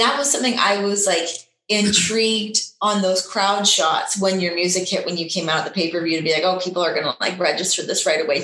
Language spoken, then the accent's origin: English; Canada; we're both from Canada